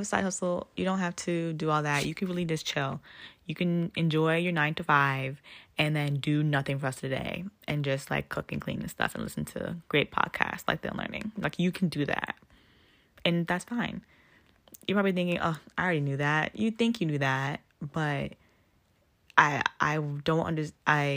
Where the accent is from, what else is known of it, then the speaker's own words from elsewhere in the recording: Ghana; now in United States; As a Ghanaian